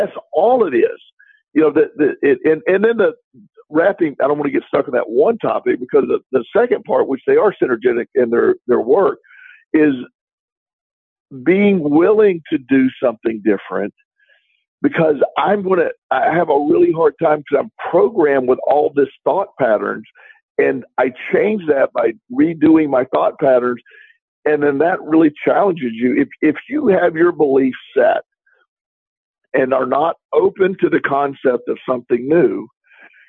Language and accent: English; Florida, United States; growing up in Florida